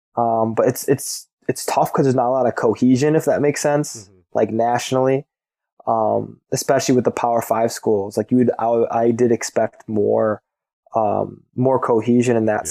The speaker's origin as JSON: {"language": "English", "region": "Illinois", "country": "United States", "tie": "born or raised there", "said": "I'm, I'm from Illinois"}